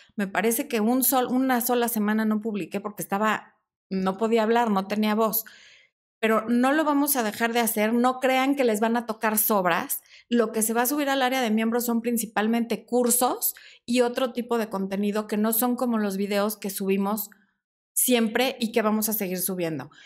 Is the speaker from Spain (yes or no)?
no; Mexico; son 50 pesos mexicanos en mi país